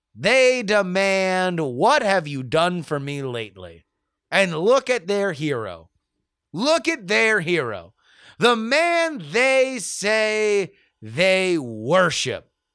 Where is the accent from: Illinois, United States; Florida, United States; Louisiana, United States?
Florida, United States; South; now in West Coast, United States; I am from South Florida